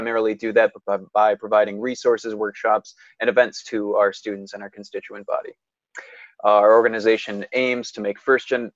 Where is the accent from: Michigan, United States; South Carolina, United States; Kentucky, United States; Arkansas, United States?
Michigan, United States; Northville; my hometown is Northville, Michigan